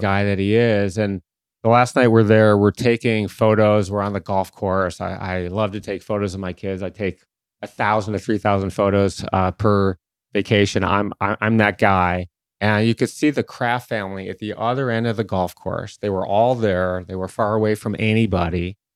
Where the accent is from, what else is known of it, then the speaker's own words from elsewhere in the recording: Detroit, Michigan, United States; my hometown team, the Detroit Tigers